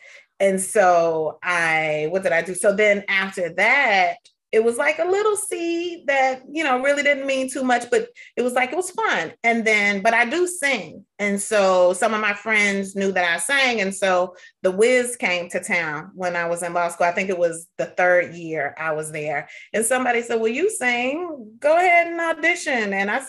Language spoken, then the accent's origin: English; Atlanta, Georgia, United States